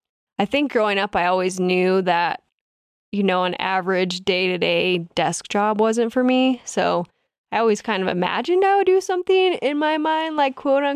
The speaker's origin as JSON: {"language": "English", "town": "Reno", "region": "Nevada", "country": "United States", "tie": "born or raised there", "said": "You're telling me this was my biggest disappointment because I grew up in Tahoe. So from Reno, there are 10 ski areas within an hour and a half."}